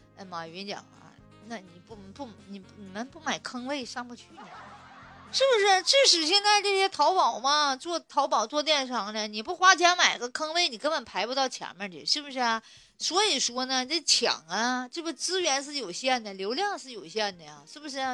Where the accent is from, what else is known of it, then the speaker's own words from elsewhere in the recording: China; 作为中国人来讲